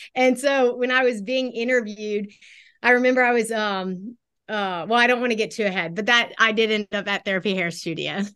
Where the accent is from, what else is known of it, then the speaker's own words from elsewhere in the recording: Baton Rouge, Louisiana, United States; also born or lived in Houston, Texas; I was born in Houston, but moved to Baton Rouge, Baton Rouge, Louisiana when I was about five. So I grew up here in Baton Rouge.